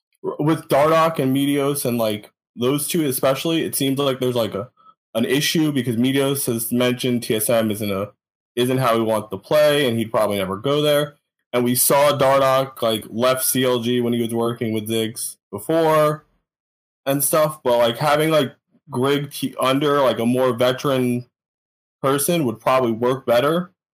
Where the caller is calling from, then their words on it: New Jersey, United States; North Jersey.